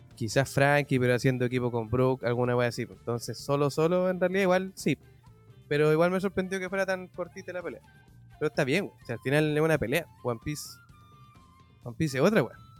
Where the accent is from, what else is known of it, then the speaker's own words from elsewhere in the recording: Chile; somos chilenos